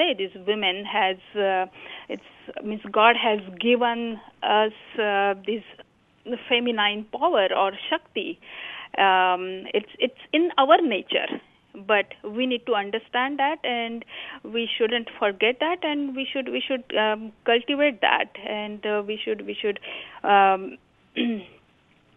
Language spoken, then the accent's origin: English; India; moved away; growing up in India, we have joint family